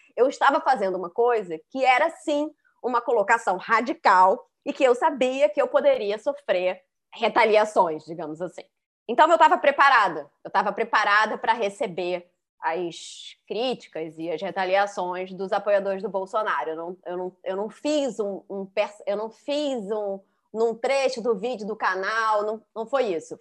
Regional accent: Rio de Janeiro, Brazil; eu fui criada no Rio de Janeiro, na, na classe média, carioca

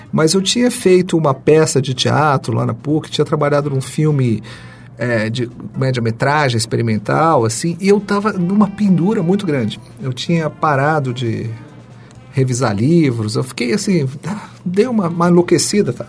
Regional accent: São Paulo, Brazil; eu nasci na periferia de São Paulo

